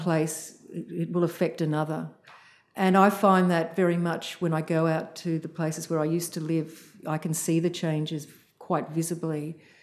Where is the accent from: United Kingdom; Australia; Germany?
Australia; Sydney, New South Wales; I grew up in Sydney mostly